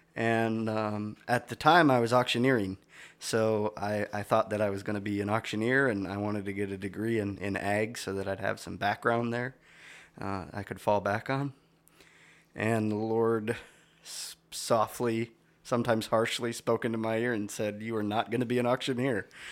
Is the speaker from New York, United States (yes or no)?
no; Stillwater, Minnesota, United States; I grew up in Stillwater, Minnesota